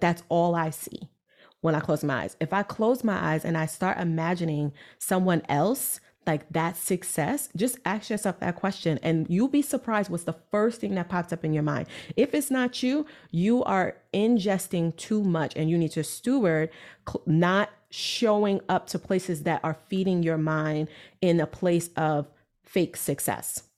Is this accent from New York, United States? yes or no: yes; New York City, New York, United States; I'm from Brooklyn, New York